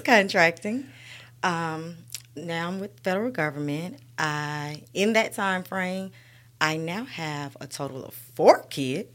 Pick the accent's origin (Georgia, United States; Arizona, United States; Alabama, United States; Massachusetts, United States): Alabama, United States; Birmingham; I grew up in Birmingham, Alabama. I am a Sixth Avenue baby